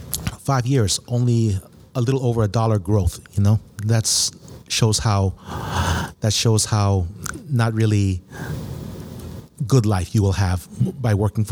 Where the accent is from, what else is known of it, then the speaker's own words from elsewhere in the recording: Guam; also born or lived in China; growing up here in Guam, I came from a retired Navy father